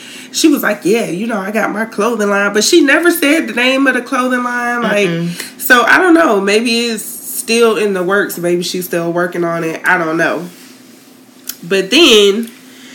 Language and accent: English; Tallahassee, Florida, United States; I grew up in Tallahassee.